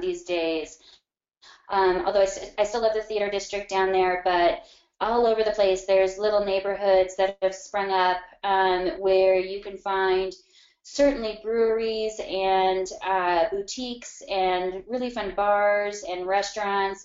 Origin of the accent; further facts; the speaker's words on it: Arvada, Colorado, United States; a little bit northwest of downtown, um, in a city called Arvada, Colorado